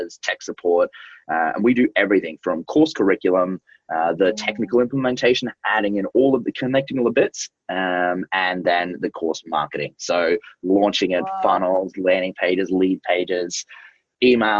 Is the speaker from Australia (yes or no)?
yes; Australia; I was born in Australia, lived there all my life, and was a teacher, first of all.